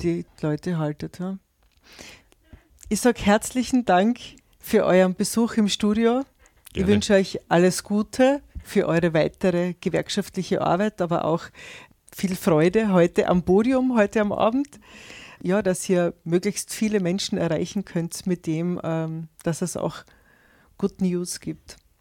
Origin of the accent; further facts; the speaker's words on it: Austria; bei uns in Österreich